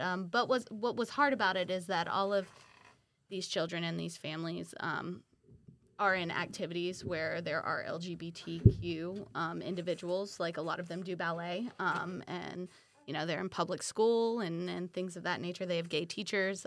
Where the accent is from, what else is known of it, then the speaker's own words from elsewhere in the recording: Milton, Florida, United States; now in Pensacola, United States; born and raised in Milton, Florida, uh, now live in Pensacola